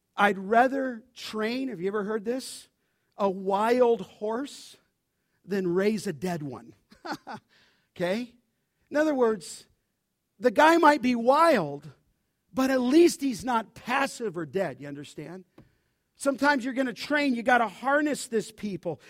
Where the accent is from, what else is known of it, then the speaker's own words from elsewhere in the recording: Los Angeles, California, United States; I grew up in Los Angeles